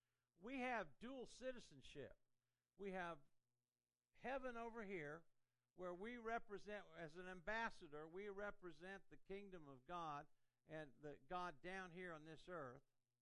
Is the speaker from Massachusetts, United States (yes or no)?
no; Indiana, United States; also born or lived in Columbus, Ohio; I grew up in Indiana, so I loved Indiana sports. I mean, I was a big IU basketball fan, Bobby Knight, and I went to Purdue and so forth. And then we went to Ohio. I lived in Columbus, Ohio.